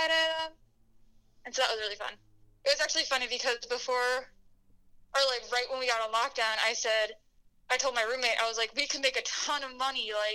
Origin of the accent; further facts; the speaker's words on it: Haymarket, Virginia, United States; moved away as an adult; now in Milwaukee, United States; I'm not from Illinois or Wisconsin. I'm from Virginia, so kind of a distance